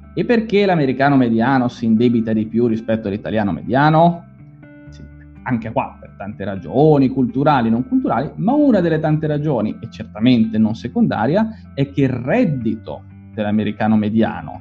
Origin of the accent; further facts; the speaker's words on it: Genoa, Liguria, Italy; Io sono di Genova